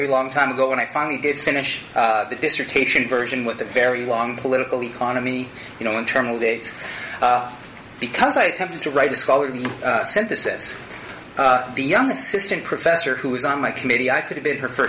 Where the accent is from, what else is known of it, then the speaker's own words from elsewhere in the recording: Northern Ontario, Canada; now in Saskatchewan, Canada; I grew up in Northern Ontario